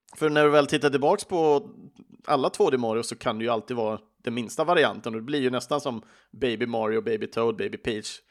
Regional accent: Sweden; i Sverige pratar vi inte så ofta på engelska med våra vänner

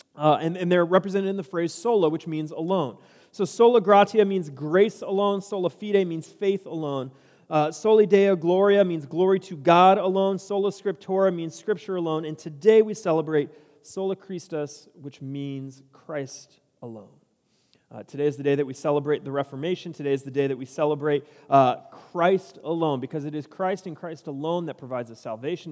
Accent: San Diego, California, United States; moved away as an adult; now in Cedar Park, United States; I grew up in San Diego

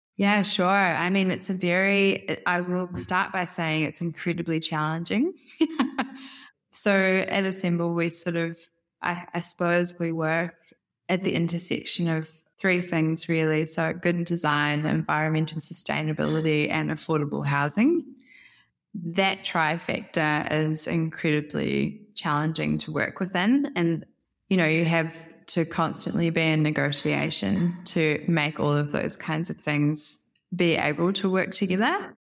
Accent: New Zealand; moved away as an adult; also born or lived in Europe / Eindhoven, Netherlands; now in Australia; I'm originally from Aotearoa, New Zealand.

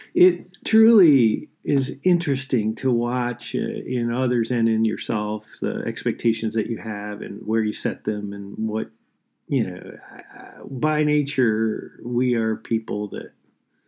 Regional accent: Michigan, United States; now in St. Paul, United States; I'm from Michigan originally. I grew up in a little town there, about 800 people.

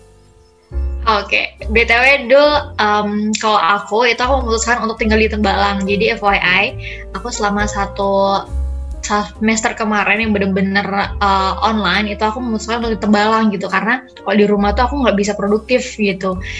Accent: Cirebon, West Java, Indonesia; moved away as an adult; also born or lived in Sukabumi; now in Semarang, Indonesia; aku BTW dari Cirebon, di Jawa Barat, cuman lahir aku dari Sukabumi.

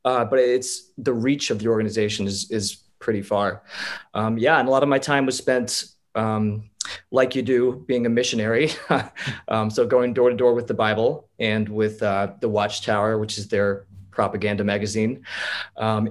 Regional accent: Holland Township, New Jersey, United States; I am from a small town called Holland Township, which is in Milford, New Jersey, which is near Clinton, New Jersey.

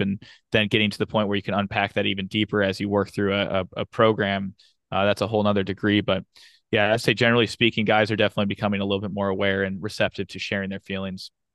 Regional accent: St. Louis, Missouri, United States; moved away as an adult; now in Fayetteville, United States; I was born and raised in Saint Louis, Missouri.

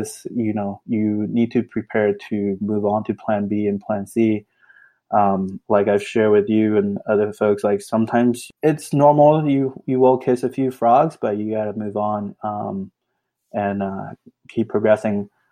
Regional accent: Austin, Texas, United States; I grew up in Austin

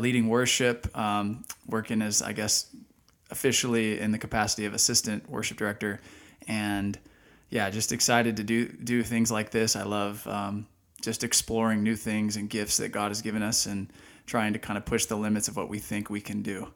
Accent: Dallas, Texas, United States; moved away as an adult; also born or lived in Washington, D.C. / Austin / Kansas City / Pennsylvania; now in Lancaster, United States; I'm from Dallas, Texas

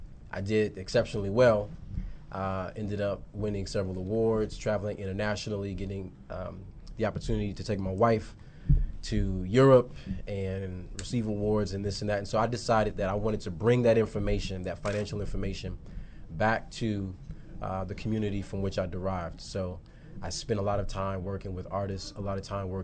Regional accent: Chicago, Illinois, United States; now in Texas, United States; I'm originally from the Chi

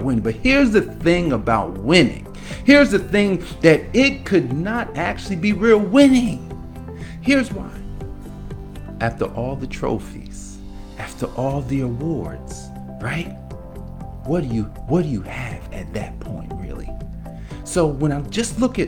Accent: Newark, New Jersey, United States; moved away; growing up in Newark, New Jersey

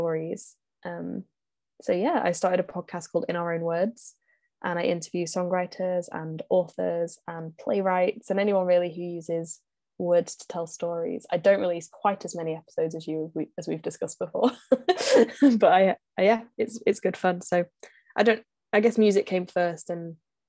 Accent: North West England, United Kingdom; I'm from England, in the northwest of England.

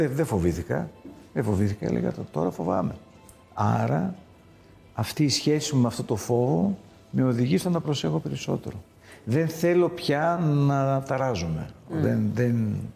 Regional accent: Greece; Εμείς ως Έλληνες και ως outsiders

